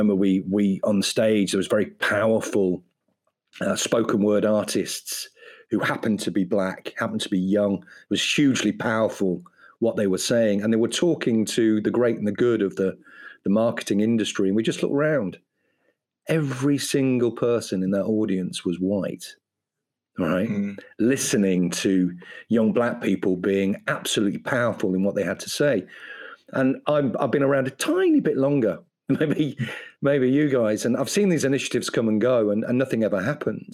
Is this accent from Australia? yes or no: no; Ireland; I'm an Irish person.